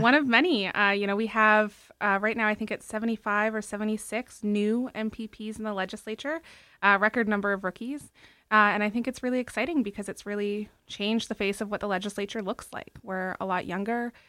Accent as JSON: {"language": "English", "town": "Toronto", "region": "Ontario", "country": "Canada", "tie": "born or raised there", "said": "we had moved to Toronto from up north. And, uh, she only had a tenth grade education and no job and wanted to make a better life for us. So she got her G E D and got accepted into U of T. So we actually grew up in the, um, the student family housing buildings on Charles Street"}